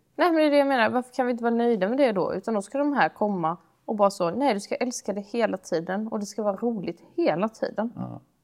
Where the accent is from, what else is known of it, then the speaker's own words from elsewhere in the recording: Sweden; Vi är väldigt sällan svenskar som pratar på det sättet